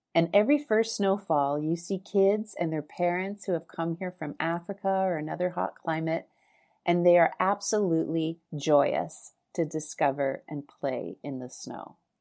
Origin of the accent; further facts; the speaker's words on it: Winnipeg, Manitoba, Canada; I was born and raised in Winnipeg, Canada